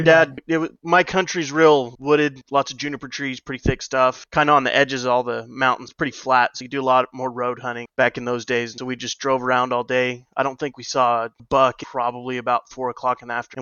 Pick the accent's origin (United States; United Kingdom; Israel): United States; New Mexico; Grew up in Mexico on a 42 section research ranch